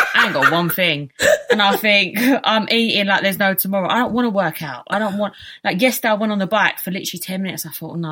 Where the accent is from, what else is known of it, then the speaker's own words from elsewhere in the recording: England, United Kingdom; we was born in England.